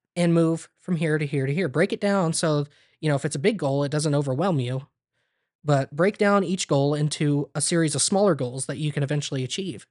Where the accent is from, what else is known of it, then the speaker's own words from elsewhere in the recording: Ontario, Ohio, United States; also born or lived in Bluffton, Ohio / Crestline, Ohio; I was born in Bluffton, Ohio